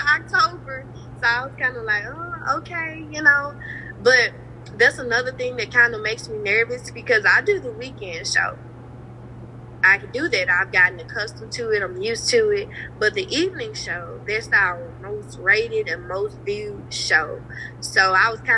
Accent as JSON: {"language": "English", "town": "Rosedale", "region": "Mississippi", "country": "United States", "tie": "born or raised there", "also_born_or_lived": "Clarksdale, Mississippi", "said": "I was born in Clarksdale, lived there until I was about 7, moved to Rosedale. I graduated from Rosedale"}